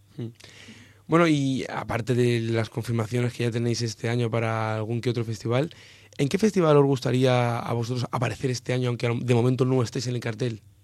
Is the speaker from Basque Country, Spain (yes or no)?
no; Elda, Valencian Community, Spain; más exactamente de Elda, de mi tierra